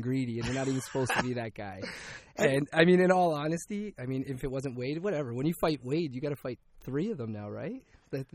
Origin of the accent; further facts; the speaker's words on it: Toronto, Ontario, Canada; I'm from Scarborough.